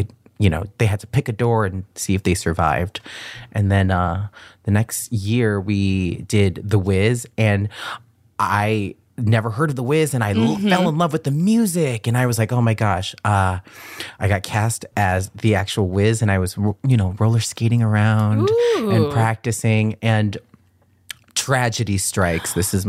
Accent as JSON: {"language": "English", "town": "Boston", "region": "Massachusetts", "country": "United States", "tie": "born or raised there", "also_born_or_lived": "California", "said": "I was born in Boston."}